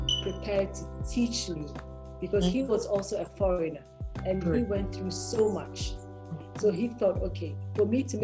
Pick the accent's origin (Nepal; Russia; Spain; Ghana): Ghana; also born or lived in Lagos, Nigeria; I'm Ghanaian